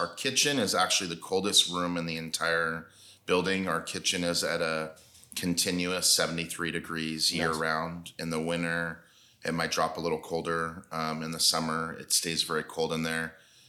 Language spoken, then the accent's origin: English; United States; I'm American man.